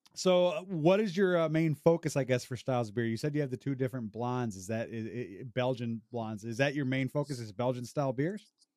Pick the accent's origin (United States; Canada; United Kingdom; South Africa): United States; Rockford, Illinois; I grew up, I grew up in Rockford, Illinois